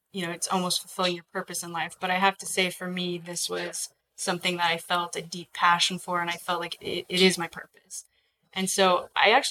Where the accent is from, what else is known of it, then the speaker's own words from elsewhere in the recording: Alaska, United States; I was born and raised in Alaska.